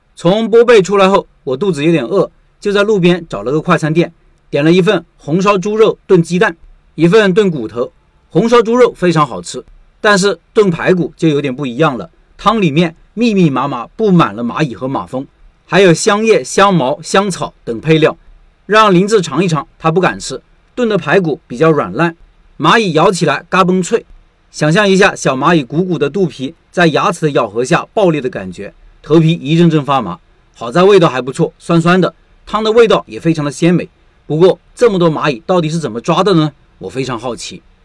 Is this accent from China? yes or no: yes; China; 我是中国人